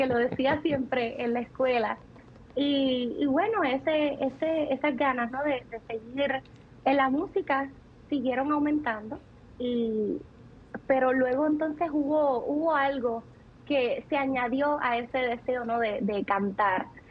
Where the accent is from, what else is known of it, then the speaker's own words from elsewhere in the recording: Ciales, Puerto Rico; also born or lived in Florida, United States; allí me crié, en el pueblito de, de, Ciales, que seguramente ellos lo mencionaron mucho, eh, que es un pueblo en la montaña, un pueblo bien humilde, en el mismo centro de, Puerto Rico